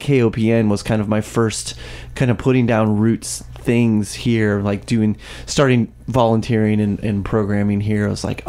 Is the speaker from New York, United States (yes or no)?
no; Warrenton, Missouri, United States; also born or lived in California, Missouri; now in Columbia, United States; I'm from Warrenton.